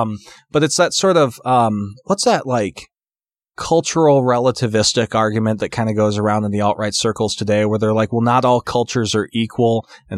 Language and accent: English; St. George, Utah, United States; I can say I was raised in Utah because like my real foundational years took place in St. George. I lived there from when, however old you are, in like fifth grade until I graduated from college.